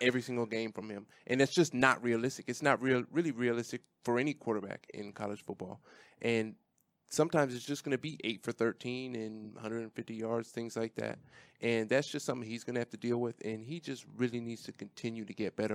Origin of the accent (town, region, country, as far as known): Washington, United States; born or raised there; moved away